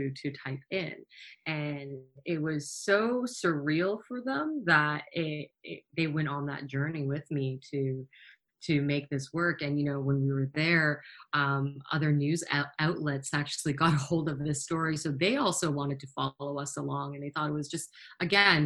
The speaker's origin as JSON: {"language": "English", "town": "Toronto", "region": "Ontario", "country": "Canada", "said": "I'm from Toronto"}